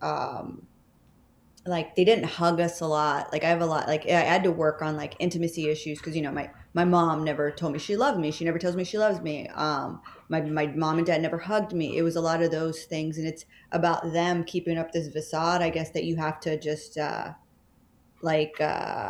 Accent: Texas, United States; moved away as an adult; now in New York City, United States; I'm from Texas

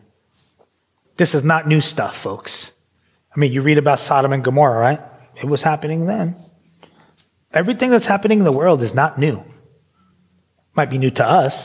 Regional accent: New York City, New York, United States; moved away as an adult; also born or lived in Philadelphia; now in United Kingdom; I grew up in New York City.

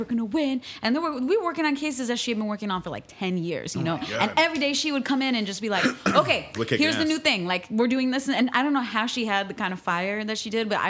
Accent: Midwest, United States; moved away as an adult; also born or lived in Mexico / St. Louis / California; now in New York, United States; I grew up in the Midwest

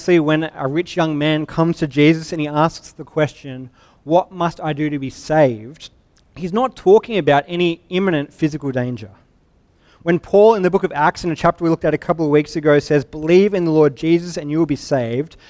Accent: Sydney, New South Wales, Australia; I'm from Sydney. We've got actual waves

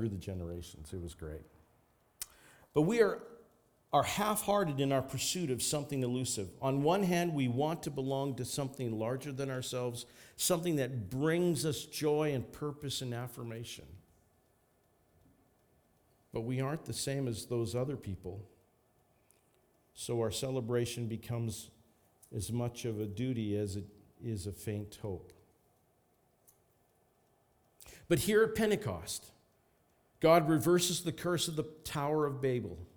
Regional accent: Lethbridge, Alberta, Canada; now in Saskatoon, Canada; I go back to Lethbridge and I think, oh, yeah, this is where a lot of I grew up.

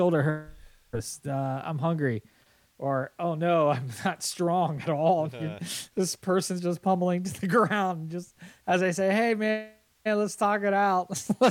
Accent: Hanover Park / Streamwood, Illinois, United States; moved away; I'm a Hanover Parkian or Streamwoodian.

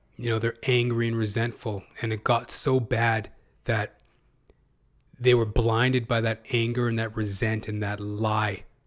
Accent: Canada; as a Canadian, as a Canuck

